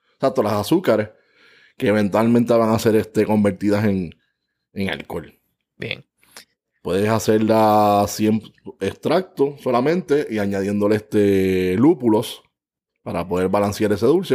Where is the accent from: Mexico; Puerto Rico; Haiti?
Puerto Rico; San Juan; natural de San Juan, Puerto Rico